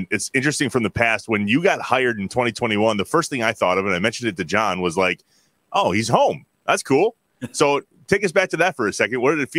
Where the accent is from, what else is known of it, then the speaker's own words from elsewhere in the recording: Johnson Creek, Wisconsin, United States; And I grew up in Johnson Creek, not Johnson Creek, Johnson Creek.